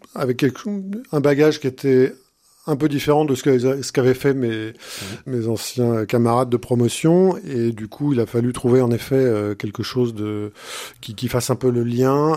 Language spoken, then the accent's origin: French; Châteauroux, Centre-Val de Loire, France; moved away as an adult; also born or lived in Saint-Germain-en-Laye / Aix-en-Provence / Haiti; now in Blois, France; J'ai vu mon enfance à Châteauroux